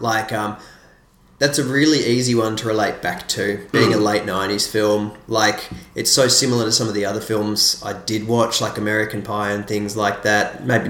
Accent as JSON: {"language": "English", "country": "Australia", "said": "being an Australian"}